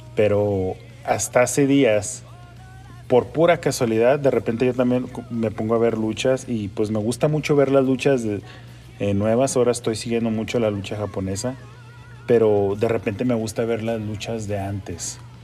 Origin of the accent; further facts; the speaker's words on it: Mexico; yo soy mexicano